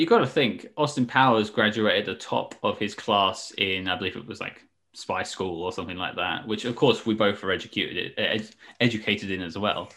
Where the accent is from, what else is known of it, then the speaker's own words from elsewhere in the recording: United Kingdom; I am clearly British.